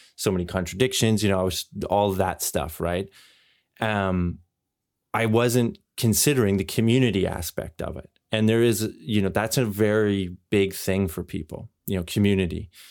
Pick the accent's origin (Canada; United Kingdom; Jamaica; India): Canada; now in Europe; my experience growing up in Canada and now living here in Europe